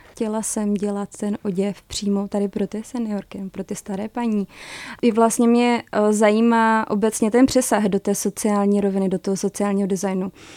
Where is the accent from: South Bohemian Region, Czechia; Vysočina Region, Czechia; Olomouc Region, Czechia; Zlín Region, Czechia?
Zlín Region, Czechia; Zlín; moved away as an adult; now in Prague, Czech Republic; pocházím ze Zlína, že jsem mohla být ty tři roky blíž rodině